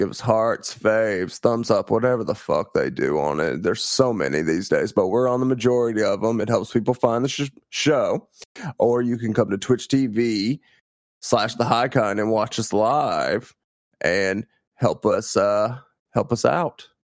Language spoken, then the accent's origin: English; Missouri, United States; I think I'm allowed to insult my home state as much as possible, and I do not regret the things I've said about Missouri.